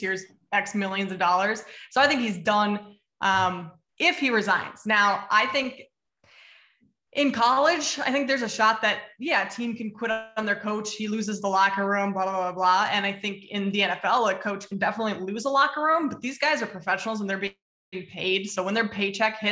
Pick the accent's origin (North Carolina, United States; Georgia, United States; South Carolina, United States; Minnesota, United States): Minnesota, United States; Growing up in Minnesota